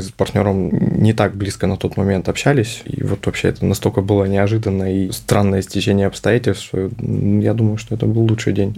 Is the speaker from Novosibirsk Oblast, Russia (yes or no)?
yes; Novosibirsk, Novosibirsk Oblast, Russia; я сам из Новосибирска